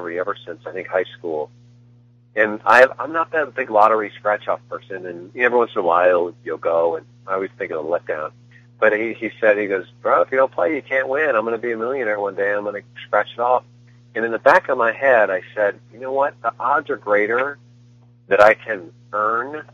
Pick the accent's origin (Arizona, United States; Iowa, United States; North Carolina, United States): Iowa, United States; Northern; moved away; I grew up in Iowa